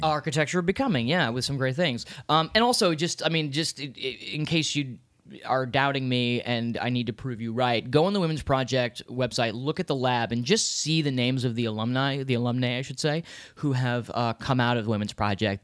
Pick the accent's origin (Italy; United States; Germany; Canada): United States; Washington, District of Columbia; now in New York City, United States; I'm from Washington, D C